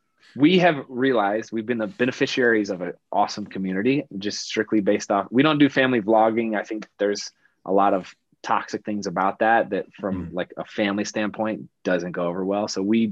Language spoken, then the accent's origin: English; Midwest, United States; we come from Midwest families, like middle-class Midwest families.